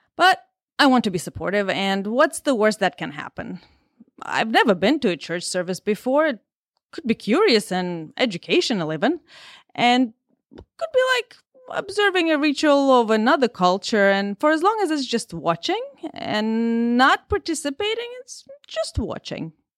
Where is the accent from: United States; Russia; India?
Russia; English is a second language; moved away; I'm Russian, and English is my second language